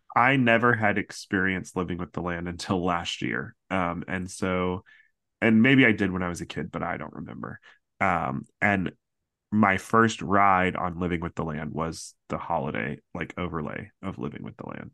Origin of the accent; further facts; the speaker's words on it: Central Florida, United States; Growing up in Central Florida, a lot of my friends sang at the Candlelight Processional